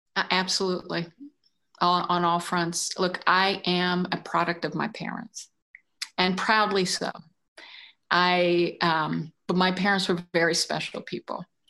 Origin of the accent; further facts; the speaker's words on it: Washington, District of Columbia, United States; now in New York City, United States; spent my early years in a black neighborhood in Washington